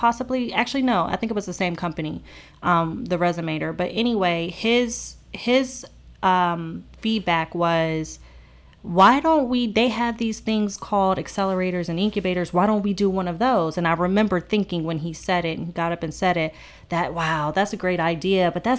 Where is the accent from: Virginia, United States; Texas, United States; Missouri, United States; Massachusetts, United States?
Virginia, United States; also born or lived in Maryland; now in Charlotte, United States; So I grew up in the Northern Virginia area, and I was living in Maryland before moving to Charlotte.